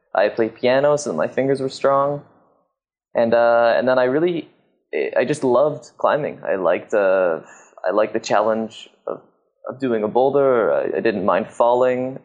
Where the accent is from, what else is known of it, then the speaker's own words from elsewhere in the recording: Squamish, British Columbia, Canada; I grew up in Squamish in Canada